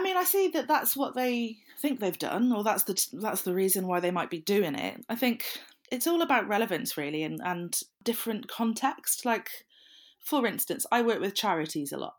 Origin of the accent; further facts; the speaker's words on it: South Wales, United Kingdom; I'm from South Wales, so I can't think of the word lush without thinking of positive things